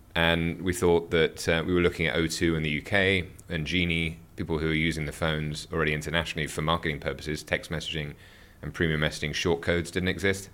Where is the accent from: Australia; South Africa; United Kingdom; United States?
United Kingdom; moved away as an adult; also born or lived in Seoul / Hong Kong / Tokyo; being a Brit. I started, born and raised in the U K